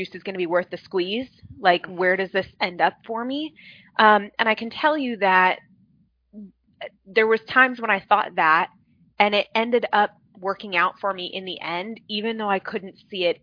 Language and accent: English; Phoenix, Arizona, United States; I'm born and raised in Phoenix, Arizona, grown up here.